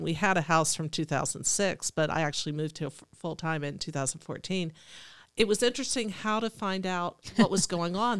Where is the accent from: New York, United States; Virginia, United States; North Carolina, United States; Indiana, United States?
Virginia, United States; Alexandria; now in Cumberland, United States; I grew up in Alexandria, Virginia, I was an only child